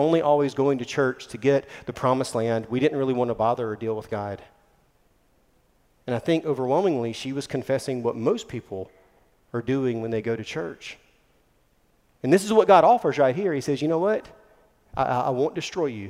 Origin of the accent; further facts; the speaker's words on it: Mullins, South Carolina, United States; we grew up in Mullen, South Carolina